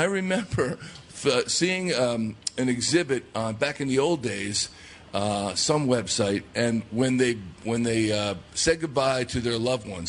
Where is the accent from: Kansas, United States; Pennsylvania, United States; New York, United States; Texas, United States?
Texas, United States; Dallas; Hey, yeah, that's right. I'm from Dallas.